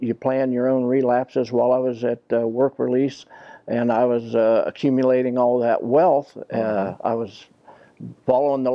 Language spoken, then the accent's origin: English; Gas City, Indiana, United States; I had an auto repair shop for about 30 years in my hometown, and small town, Gas City.